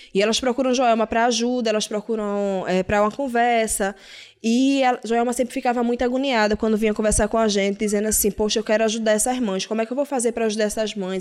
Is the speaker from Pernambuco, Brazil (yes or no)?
yes; Recife, Pernambuco, Brazil; eu não sou daqui do Ibura, eu sou da Guabiraba